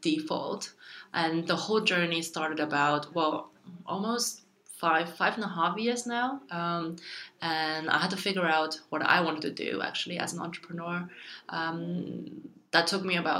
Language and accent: English; Germany; also born or lived in China; My family moved to Germany when I was 6 years old, so I got all my education in Germany